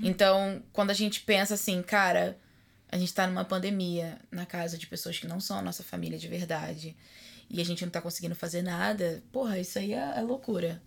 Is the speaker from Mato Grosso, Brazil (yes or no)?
no; Rio de Janeiro, Brazil; moved away as an adult; now in Washington, United States; que sou do Rio de Janeiro